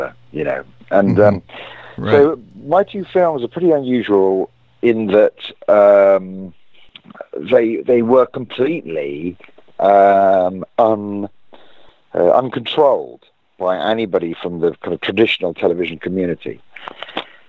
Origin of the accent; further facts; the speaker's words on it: United Kingdom; As a British person